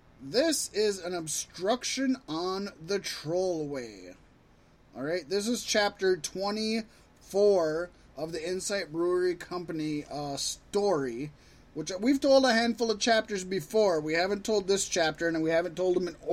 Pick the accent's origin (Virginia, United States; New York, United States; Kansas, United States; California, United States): Virginia, United States; Virginia Beach; Richmond, Virginia is really close to my hometown of Virginia Beach